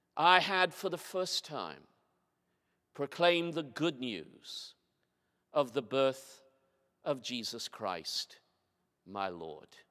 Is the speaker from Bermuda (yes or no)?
yes; Bermuda; moved away; also born or lived in Haslingden, Lancashire, England; my church where I grew up in Bermuda